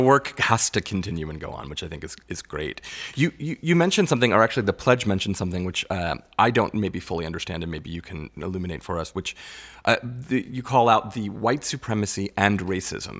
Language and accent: English; Long Island, New York, United States; I grew up on Long Island